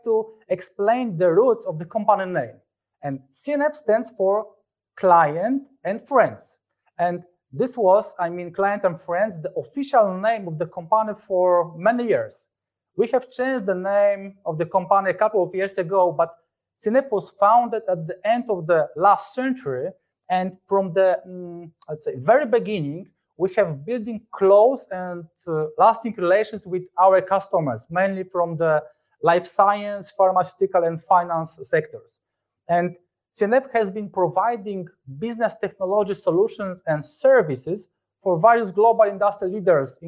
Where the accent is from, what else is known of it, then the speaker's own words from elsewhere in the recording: Lębork, Pomeranian Voivodeship, Poland; moved away as an adult; now in Warsaw, Poland; I was born in Lemberg, a city located in the north of Poland, very close to Gdańsk